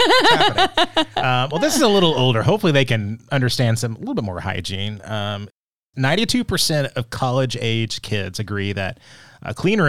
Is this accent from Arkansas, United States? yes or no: yes; Arkansas, United States; I was the mascot in my high school where I grew up too in Arkansas.